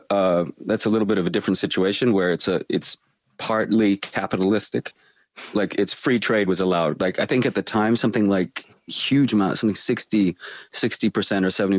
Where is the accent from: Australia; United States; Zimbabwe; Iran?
Australia; but I am from Australia, which is another funny thing where you don't have an accent and you're from Australia